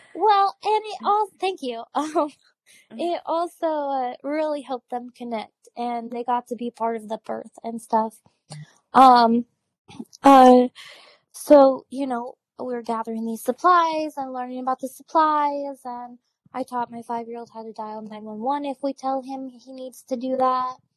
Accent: Washington, United States; now in Texas, United States; I'm from Washington, dark and cold

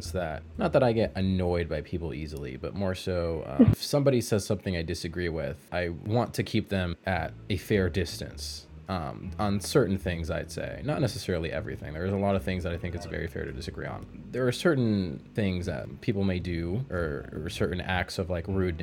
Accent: United States; I'm American

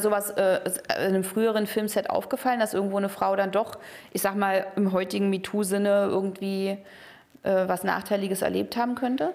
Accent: East Germany, Germany; Ich bin halt in der DDR aufgewachsen

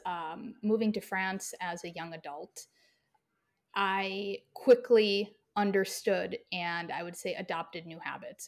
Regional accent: Midwest, United States; I had a pretty typical and standard Midwestern upbringing.

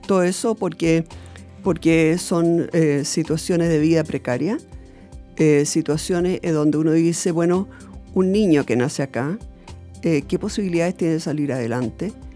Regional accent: Santiago, Santiago Metropolitan Region, Chile; also born or lived in Alto Hospicio, Chile / Iquique, Chile; yo nací en Ñuñoa

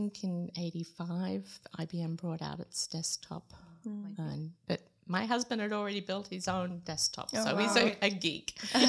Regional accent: Sydney, New South Wales, Australia; moved away as an adult; also born or lived in United States; now in Tartu, Estonia; I grew up in Sydney, lived in the same house for 22 and a half years.

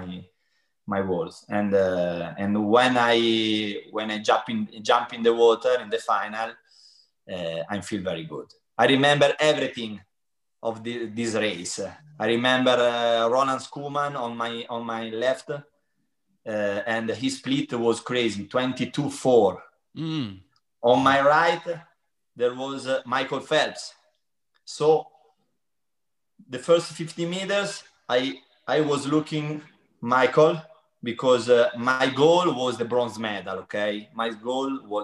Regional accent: Pesaro, Marche, Italy; English is a second language; moved away as an adult; also born or lived in Turin; I moved to Pesaro, my hometown, when I stop when I finish my school. I move from Pesaro to Torino

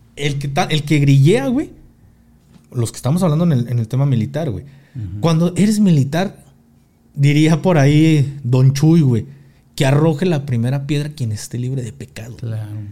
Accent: Mexico; now in Mexico City, Mexico; soy mexicano

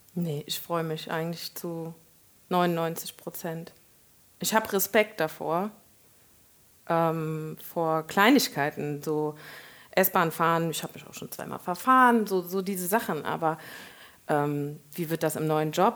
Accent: Koblenz, Rhineland-Palatinate, Germany; moved away as an adult; also born or lived in Nassau / Munich; Koblenz, da bin ich ja erwachsen geworden

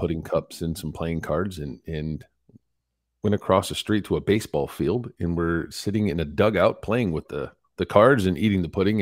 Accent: Carson City, Michigan, United States; I was born and raised in Michigan, in the backwoods, uh, by Carson City, Michigan

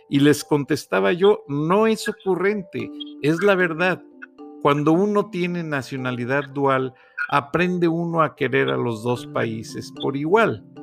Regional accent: Guanajuato, Mexico; also born or lived in Monterrey; now in Georgia, United States; soy hijo adoptado de Georgia y este muy agradecido, pero nunca voy a dejar de pensar en mi patria, Guanajuato, en mi México y en Monterrey, porque realmente en Monterrey me, me forjé

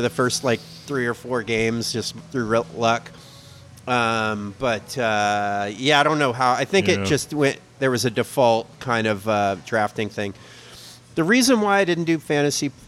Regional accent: United States; I'm American.

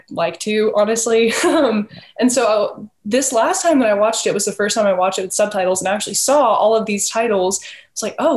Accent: the South, United States; I grew up in the South

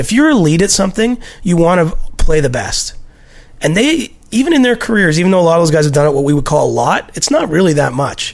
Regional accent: near Toronto, Ontario, Canada; a young Leafs fan growing up near Toronto.

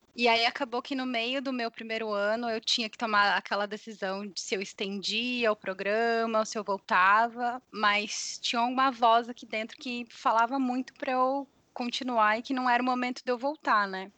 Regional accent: Brazil; moved away as an adult; also born or lived in California; now in San Jose, United States; eu saí do Brasil. Eu trabalhava em uma emissora de televisão. Eu me formei em jornalismo lá

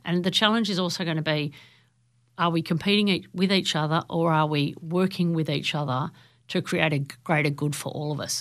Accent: Newcastle, New South Wales, Australia; now in Central Coast, Australia; I grew up in Newcastle, where every Friday and Saturday night, it was basically a pub crawl

